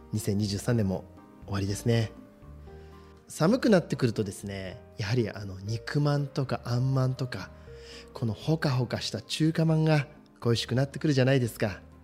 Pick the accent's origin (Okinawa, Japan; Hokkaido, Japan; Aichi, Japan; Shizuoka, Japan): Shizuoka, Japan; 同じく清水出身ですけど